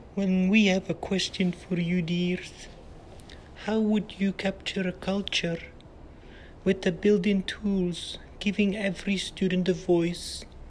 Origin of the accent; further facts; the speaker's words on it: Flanders, Belgium; moved away as an adult; now in United States; my hometown, which is at the Dutch border